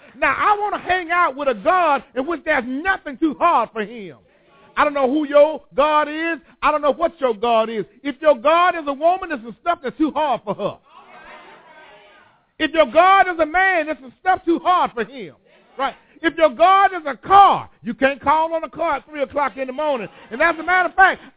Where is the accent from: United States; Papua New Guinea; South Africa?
United States; Whitehead Hill, Alabama; I was born on Whitehead Hill